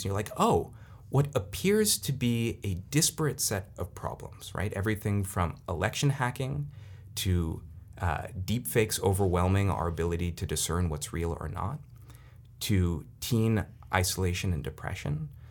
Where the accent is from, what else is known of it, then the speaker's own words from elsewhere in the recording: Silicon Valley, California, United States; I'm from Silicon Valley